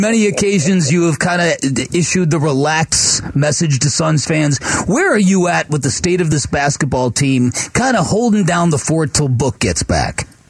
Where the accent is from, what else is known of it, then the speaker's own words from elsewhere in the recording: Chicago, Illinois, United States; I grew up, I grew up in the South Side, so I grew up watching Thornridge basketball